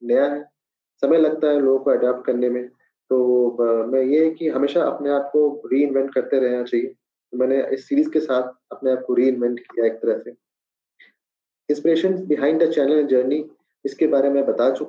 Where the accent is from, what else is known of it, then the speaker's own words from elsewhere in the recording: Bihar, India; मेरे favourite dishes मुझे बिहारी खाना बहुत पसंद है खासकर क्योंकि मेरा बचपन बिहार में गुजरा है तो बिहार की हर एक चीजें